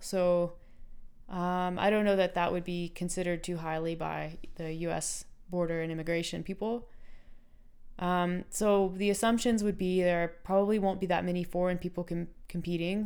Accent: United States; moved away; I'm American

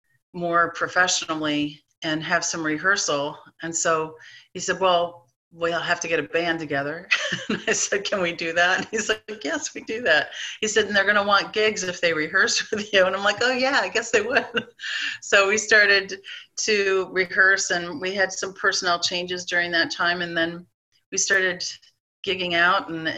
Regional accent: East Coast, United States; moved away as an adult; now in Iowa, United States; I grew up on the East Coast

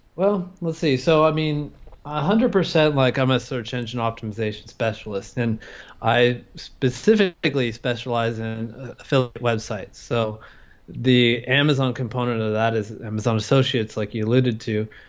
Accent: California, United States; moved away as an adult; now in Thailand; I'm an American. I'm from California

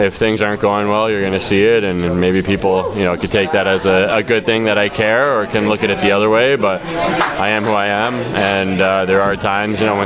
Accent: Connecticut, United States; being from Connecticut

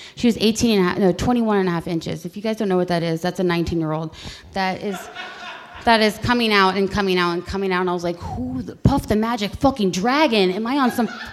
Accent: Youngstown, Ohio, United States; I was born on Gypsy Lane in Youngstown, Ohio

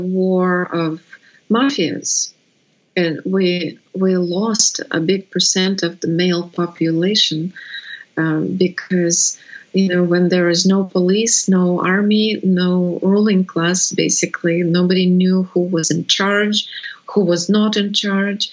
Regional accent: Russia; English is a second language; moved away as an adult

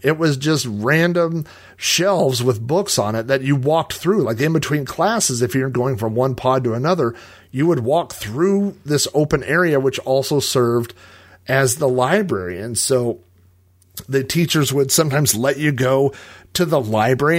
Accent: Yukon, Oklahoma, United States; I lived in Yukon. I grew up in Yukon and, and I moved away and then I came back

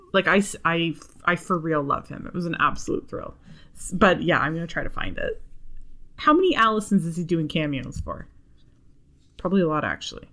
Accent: Canada; we're both from Canada and everybody knows each other in Canada. You know, like, I know every single person that lives here.

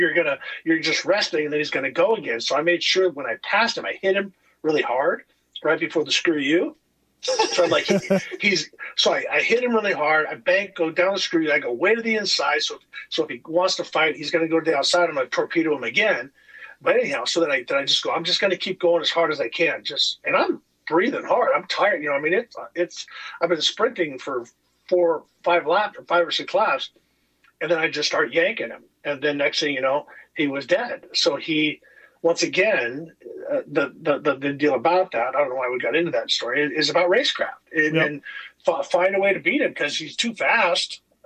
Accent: California, United States; And so I came from California, hard berm style

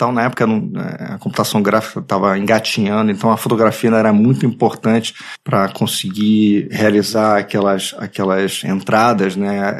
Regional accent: Rio de Janeiro, Brazil; Eu nasci na Tijuca, no Rio de Janeiro

